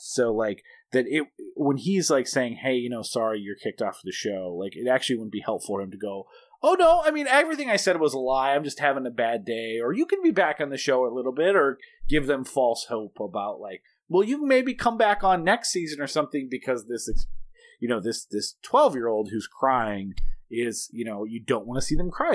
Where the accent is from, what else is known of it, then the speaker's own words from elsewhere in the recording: Bismarck, North Dakota, United States; also born or lived in Kalispell, Montana; when we moved from Kalispell, Montana to Bismarck, North Dakota when I was seven